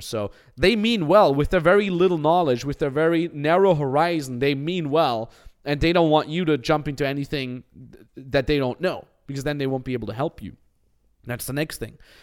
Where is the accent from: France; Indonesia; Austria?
Austria; moved away; I come from a five thousand people cow town in the Austin Alps